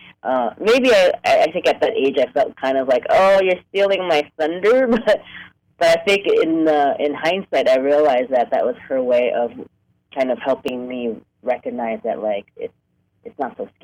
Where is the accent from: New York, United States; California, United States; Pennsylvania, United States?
New York, United States; moved away as an adult; also born or lived in Hong Kong; now in Los Angeles, United States; I grew up in New York. I was born in Hong Kong, but I grew up in New York and moved to L.A. for college in 1993.